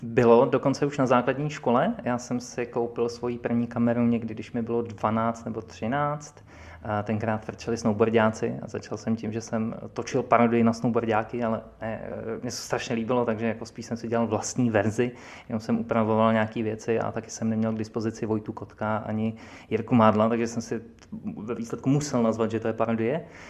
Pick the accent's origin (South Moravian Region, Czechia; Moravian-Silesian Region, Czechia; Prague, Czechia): Prague, Czechia; my jsme kluci z Prahy.